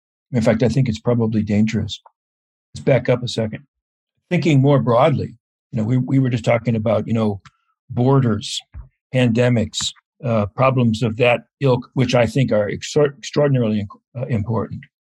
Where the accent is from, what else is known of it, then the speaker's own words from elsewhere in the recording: United States; as an American observing the American scene